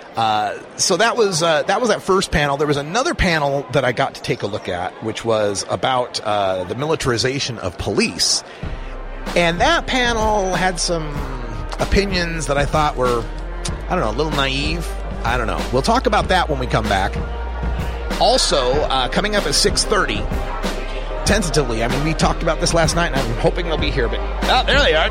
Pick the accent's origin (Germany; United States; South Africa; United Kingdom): United States; Idaho; now in Oregon, United States; my home state of Idaho, where I was originally born